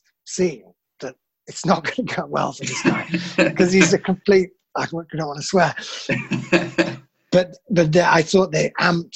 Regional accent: Menston, Yorkshire and the Humber, United Kingdom; moved away as an adult; also born or lived in Leeds; now in Germany; I'm from Menston, which is sort of between Bradford. It's in the Wharfe Valley.

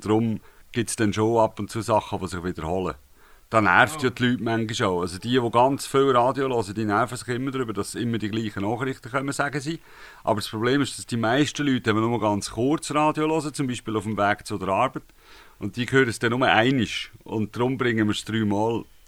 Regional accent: Gontenschwil, Aargau, Switzerland; now in Aarau, Switzerland; Ich bin tatsächlich im Aargau aufgewachsen, und zwar zu Gundischwil im Wienertal. Und heute wohne ich in Zarau.

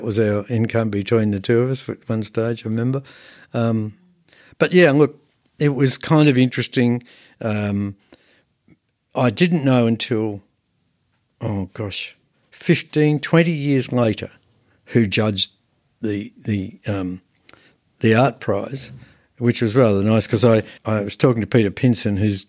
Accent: Bankstown, New South Wales, Australia; I come from Bankstown. That's not the cultural heart of anything.

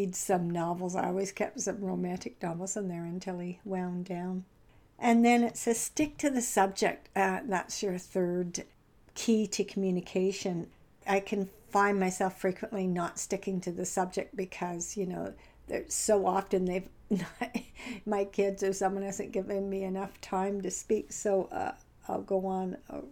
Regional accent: Canada

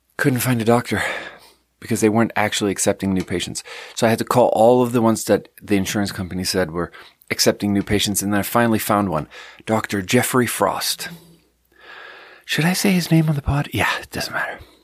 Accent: Sweden; moved away; I'm from Sweden

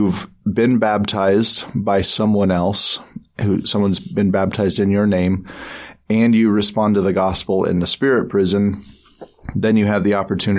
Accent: Salt Lake area, Utah, United States; my sister and I went to live with my mother's family down in the Salt Lake area

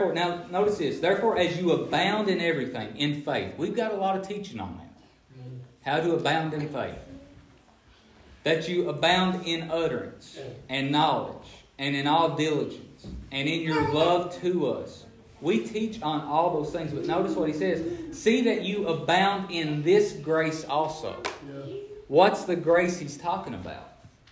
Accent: Appalachia, United States; I'm from Appalachia where poverty is the norm.

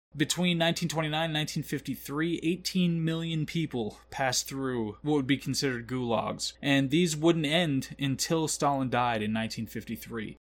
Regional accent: United States; as an American

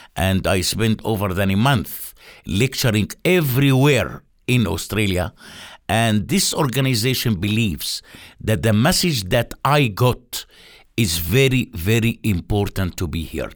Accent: Palestine; moved away as an adult; now in Jericho, Palestine; I'm a person who grown up and developed in a refugee camp for 33 years.

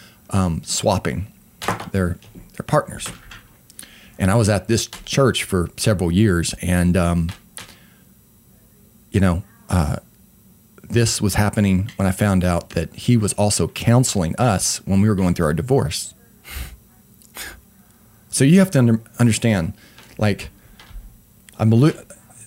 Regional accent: Weatherford, Oklahoma, United States; now in Oklahoma City, United States; I grew up in Oklahoma, and it's the Bible Belt

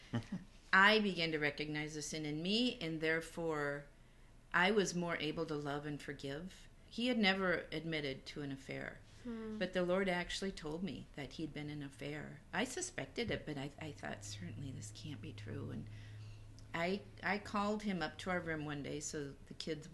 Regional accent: Minnesota, United States; moved away; also born or lived in Atlanta; I grew up in Minnesota, but we lived there 17 years

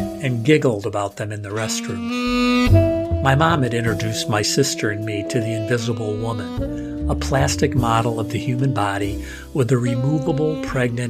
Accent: United States; also born or lived in Highland Park, Illinois / Grosse Pointe, Michigan; I hid it for 40 years by saying I grew up in Chicago and Detroit, rather than the Tony suburbs of Highland Park and Grosse Pointe

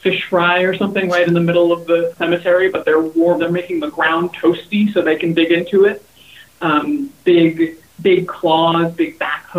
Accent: Hawaii, United States; now in California, United States; I grew up in Hawaii, and I've spent my whole career in California.

